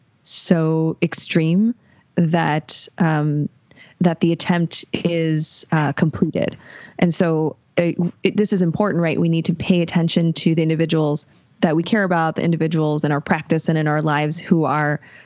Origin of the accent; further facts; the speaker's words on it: Los Angeles, California, United States; also born or lived in San Diego; I grew up in LA County